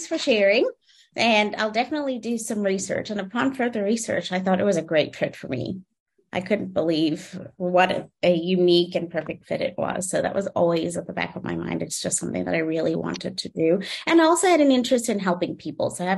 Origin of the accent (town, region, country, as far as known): Johannesburg, Gauteng, South Africa; born or raised there; English is a second language; also born or lived in Ontario, Canada / Toledo, Ohio; now in Arizona, United States